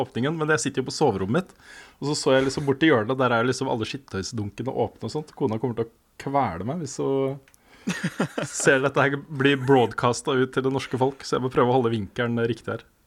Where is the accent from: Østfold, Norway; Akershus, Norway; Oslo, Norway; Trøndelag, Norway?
Østfold, Norway; Våler; moved away as an adult; also born or lived in Sarpsborg / Moss; jeg egentlig er fra Våler. Det er der jeg har på en måte vokst opp